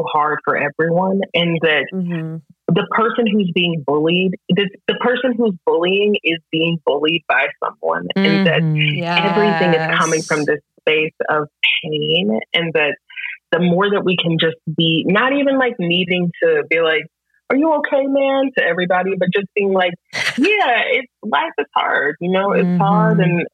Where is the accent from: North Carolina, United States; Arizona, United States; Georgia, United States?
North Carolina, United States; Greensboro; I'm from Greensboro